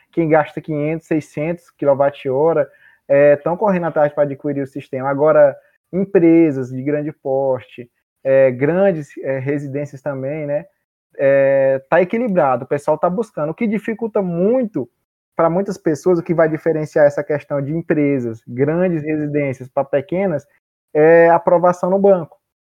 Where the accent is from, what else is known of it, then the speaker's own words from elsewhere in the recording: Maranhão, Brazil; moved away as an adult; now in Cuiabá, Brazil; Sou maranhense e eu vim para Cuiabá pra, especificamente para fazer o curso de engenharia elétrica.